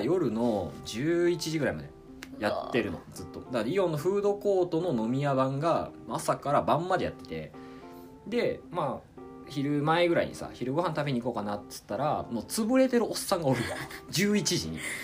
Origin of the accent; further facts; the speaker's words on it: Kochi, Japan; accent: Tosa dialect; moved away as an adult; now in France; 僕やったら高知県出身なんですけど